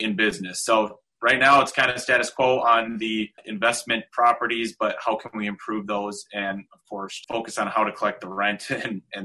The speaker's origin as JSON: {"language": "English", "region": "South Dakota", "country": "United States", "tie": "born or raised there", "said": "I am born and raised in South Dakota. I've been here my whole life"}